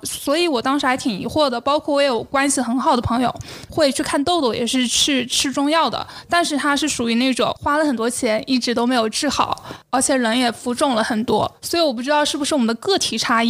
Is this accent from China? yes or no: yes; Jiangxi, China; moved away; 我是来自江西小城市的十八线小城